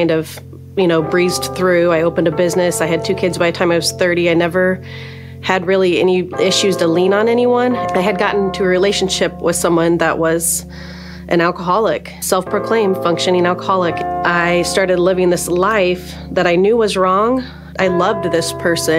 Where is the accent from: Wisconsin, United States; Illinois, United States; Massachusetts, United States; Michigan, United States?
Illinois, United States; Gibson City; I'm from the Gibson City area